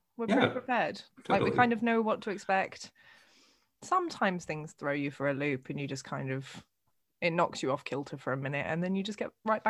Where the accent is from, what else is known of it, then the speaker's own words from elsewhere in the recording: Netherlands; my growing up in the Netherlands